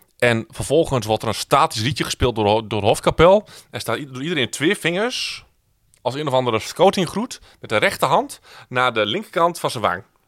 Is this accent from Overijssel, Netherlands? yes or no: yes; Twente, Overijssel, Netherlands; Ik kom uit Twente.